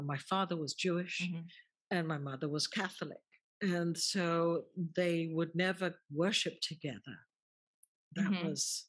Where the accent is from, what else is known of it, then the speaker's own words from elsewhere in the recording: England, United Kingdom; born there; even though he was born in Egypt, I was born in England, and yet we have so much in common.